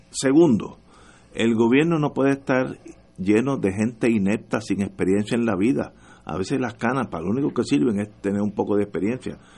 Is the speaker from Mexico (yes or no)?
no; Puerto Rico